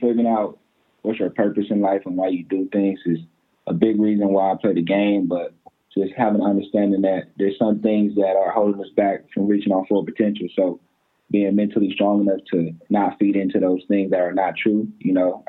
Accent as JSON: {"language": "English", "town": "Pasadena", "region": "California", "country": "United States", "lives_now": "Westlake Village, United States", "said": "Yeah, so pretty much I'm sectioned in Westlake, California. I'm from Pasadena, California, but I'm in Westlake Village."}